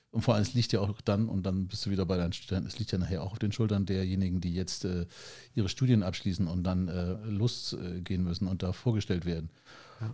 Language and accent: German; Germany; für uns vielleicht als Deutsche